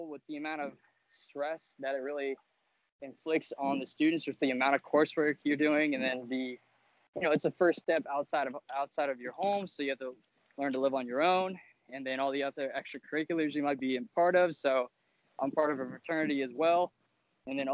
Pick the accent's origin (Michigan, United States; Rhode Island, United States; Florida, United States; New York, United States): Florida, United States; Fort Myers; moved away as an adult; now in Tallahassee, United States; I'm from South Florida